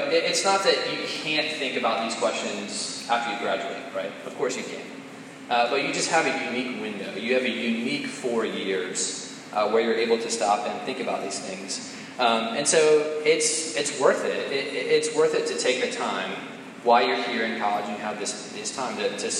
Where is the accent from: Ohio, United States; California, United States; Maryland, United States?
Maryland, United States; Damascus; I'm originally from Montgomery County, Maryland